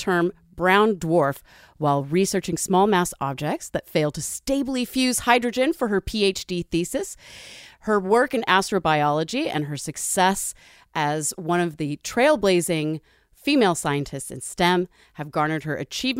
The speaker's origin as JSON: {"language": "English", "region": "West Coast", "country": "United States", "also_born_or_lived": "Bay Area", "moved": "yes", "lives_now": "New York, United States", "said": "I am right now, in a nice sweltering New York summer. But I'm actually from the West Coast and spent a lot of time in the Bay Area."}